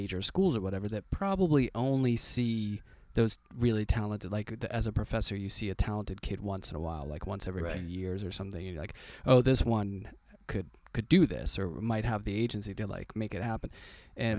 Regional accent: Pittsburgh, Pennsylvania, United States; I'm from Pittsburgh and that is like right up the alley. I mean, we had plenty of goth.

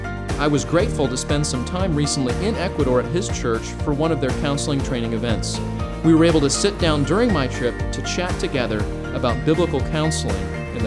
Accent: United States; also born or lived in North Texas; As an American pastor, most of my ministry takes place in the context of a local church in North Texas in the United States.

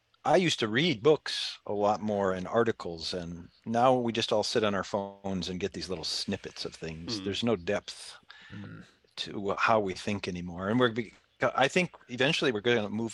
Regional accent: Minnesota, United States; moved away as an adult; also born or lived in Chicago / Detroit; now in Houston, United States; I grew up in Minnesota

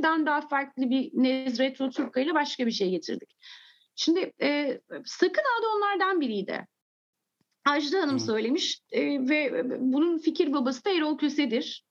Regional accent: England, United Kingdom; also born or lived in Turkey; Sonra İngiltere'ye gittim ve ben orada e, daha 3 yaşımda bana bazı şeyler anlatıldığında kafam hiç karışmadı

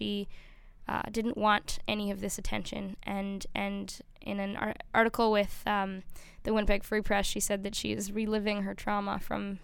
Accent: Canada; we as a Canadian people and with our Indigenous brothers and sisters have a difficult past

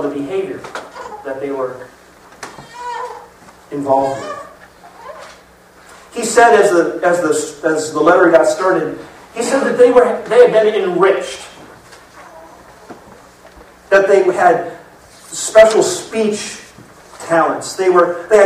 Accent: Florida, United States; I grew up in Florida

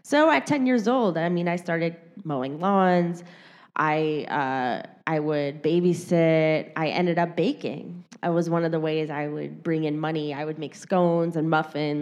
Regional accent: Detroit, Michigan, United States; moved away as an adult; now in New York City, United States; I was born and raised in Detroit, Michigan

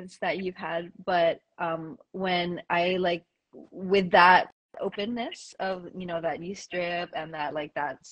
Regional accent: New York City, New York, United States; I'm Puerto Rican as well, but I was born and raised in the Bronx, and I have never lived on island

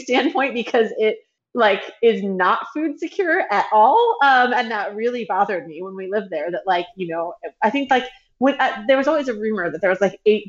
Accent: Washington, District of Columbia, United States; also born or lived in Hawaii / Florida; now in Tennessee, United States; I grew up in Washington, D.C.

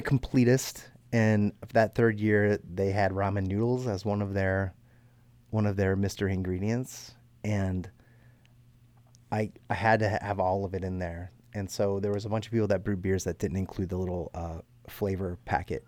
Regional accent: Baltimore County, Maryland, United States; north of Baltimore, up in Baltimore County

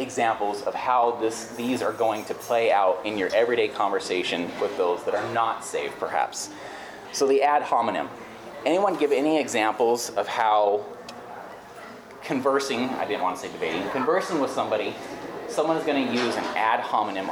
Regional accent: California, United States; moved away; I grew up in California

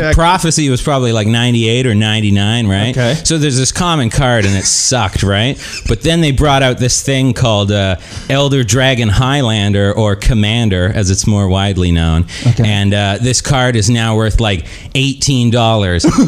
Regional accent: Kelowna, British Columbia, Canada; moved away; I'm from Kelowna

